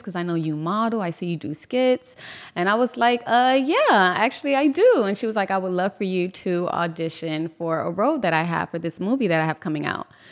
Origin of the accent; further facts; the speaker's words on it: Miami, Florida, United States; from Miami. Um, I grew up in Little Haiti